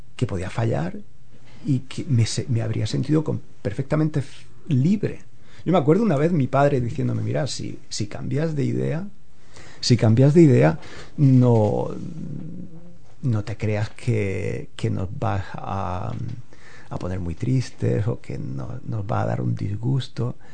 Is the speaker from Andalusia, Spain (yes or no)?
yes; Órgiva, Andalusia, Spain; moved away as an adult; also born or lived in Lanjarón / Granada / Rome / Kenya; now in Hamilton, New Zealand; yo crecí en un pueblo muy pequeño que se llama orgiva